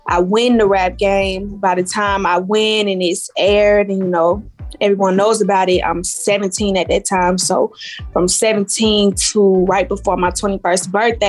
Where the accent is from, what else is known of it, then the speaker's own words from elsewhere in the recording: Atlanta, Georgia, United States; I'm from Atlanta. So, you know, Atlanta is like big scene for music.